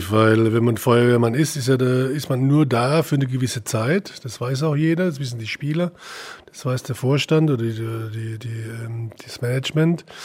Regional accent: Leutershausen, Bavaria, Germany; Ich bin in Leutershausen groß geworden, das ist ein kleines Ort, äh, da war auch ein Traditionsverein

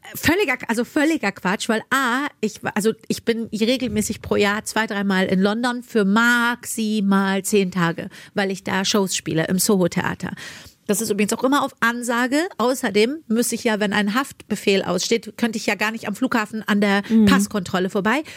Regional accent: Germany; also born or lived in Iran; in einem Land groß zu werden, was mir so viel Bildung mitgegeben hat

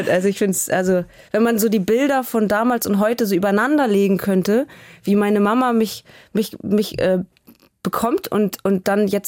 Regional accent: Hamburg, Germany; Äh, ich bin wahnsinnig nostalgisch und immer wenn ich da bin, fange ich fast an zu heulen.

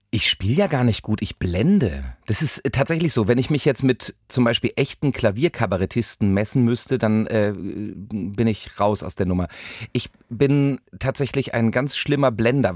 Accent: West Germany, Germany; als Wessi

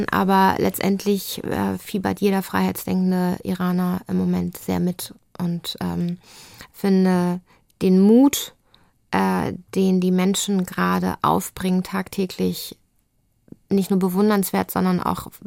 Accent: Lübeck, Schleswig-Holstein, Germany; also bin ich in Lübeck groß geworden, bin aufs Gymnasium gegangen, bin so richtig lübsch äh, mit, mit Plattdütsch irgendwie in der Schule lernen und so

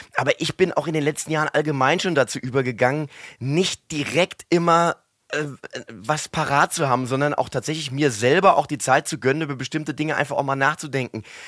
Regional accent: Mainz, Rhineland-Palatinate, Germany; accent: Mainzer Dialekt; wir ein Haushalt sind, wo der Mainzer Dialekt gepflegt worden ist. Und natürlich bin ich hier auch äh, sozialisiert worden

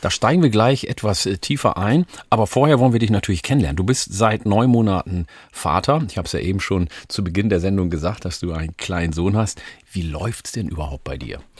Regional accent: Lower Saxony, Germany; Wir sind ja beide in Niedersachsen aufgewachsen, aber ich glaube, du erst mal als ähm, kleiner Junge schon. Ich bin mit zehn Jahren erst hergekommen.

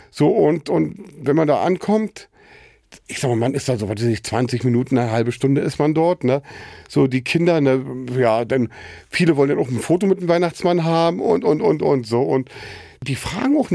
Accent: Losenrade, Saxony-Anhalt, Germany; moved away as an adult; also born or lived in Wittenberge, Brandenburg; Brandenburg-Sachsen-Anhalt, also Wittenberge geboren und in Losenrade ist in Sachsen-Anhalt. Da bin ich aufgewachsen. So und ja, bis zu meinem 26. Lebensjahr war ich dort gewesen.

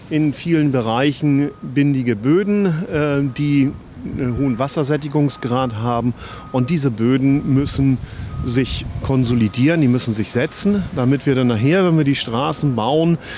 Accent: Hamburg, Germany; Die Aufgabe ist für mich als Hamburger Jung schon

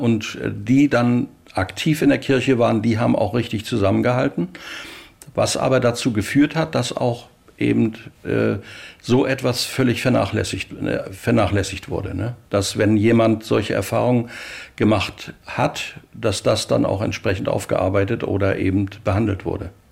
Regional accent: Rostock, Mecklenburg-Vorpommern, Germany; ich bin also 1951 in Rostock geboren, habe mein Abitur dort gemacht und bis zum Abitur bei meinen Eltern gewohnt

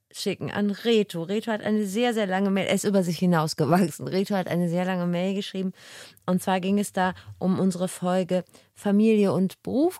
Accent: Wachtendonk, North Rhine-Westphalia, Germany; moved away; den Ort rausgesucht, wo ich groß geworden bin. Mhm. Wachtendonk am linken Niederrhein

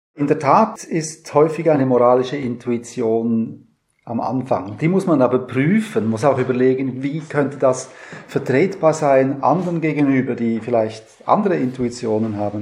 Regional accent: Switzerland; now in Lübeck, Germany; ich bin Schweizer

